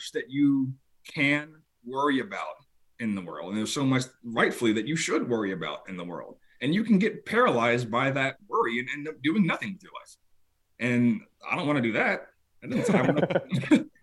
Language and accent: English; Tampa, Florida, United States; moved away; I grew up in Tampa, Florida